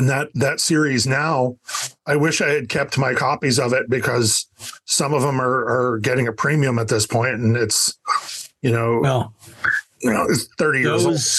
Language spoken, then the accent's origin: English; Edinboro, Pennsylvania, United States; also born or lived in Davenport, Iowa; now in Erie, United States; And I'm located in Erie, PA. Jim is in Pittsburgh, but we grew up in Edinburgh. Well, Davenport, Iowa, and Edinburgh.